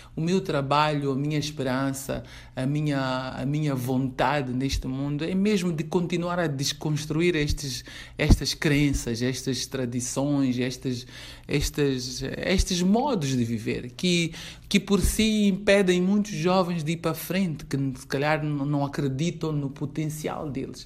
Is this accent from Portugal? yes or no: no; Mozambique; sou moçambicana